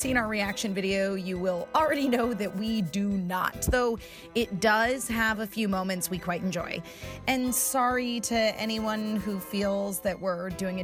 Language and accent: English; Australia; accent: Australian; my Australian accent